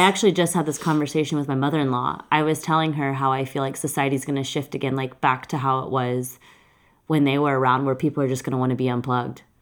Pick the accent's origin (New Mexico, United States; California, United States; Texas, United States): Texas, United States; I'm from Texas